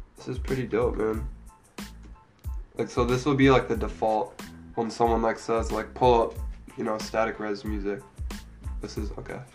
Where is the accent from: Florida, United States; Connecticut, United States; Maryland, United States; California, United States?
Maryland, United States; now in Columbus, United States; I'm from Maryland originally